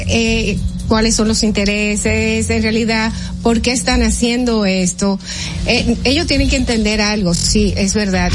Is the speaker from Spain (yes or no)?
no; Dominican Republic; nosotros como dominicanos